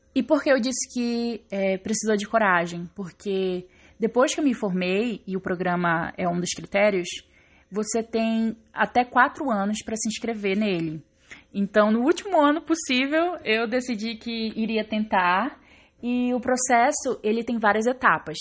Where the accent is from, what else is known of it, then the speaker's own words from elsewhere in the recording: Belém, Pará, Brazil; Eu sou de Belém do Pará, como eu já disse. Eu cresci num bairro na periferia de Belém chamado Águas Lindas